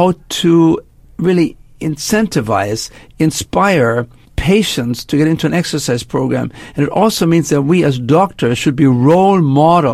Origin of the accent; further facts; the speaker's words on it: Germany; moved away as an adult; also born or lived in Canada; now in United States; I spent my first 20 years in Germany. I grew up after World War II, made my way to Canada, and then actually moved to the United States